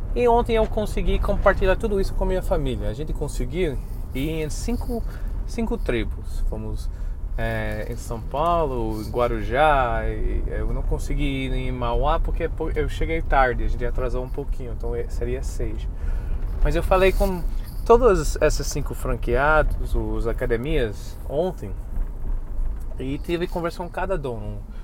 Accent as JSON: {"language": "Portuguese", "country": "United States", "moved": "yes", "lives_now": "Brazil", "said": "como somos americanos"}